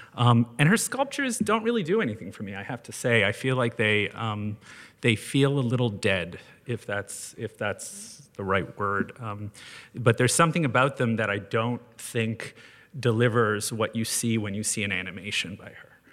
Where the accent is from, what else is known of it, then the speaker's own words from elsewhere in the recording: Canada; being Canadian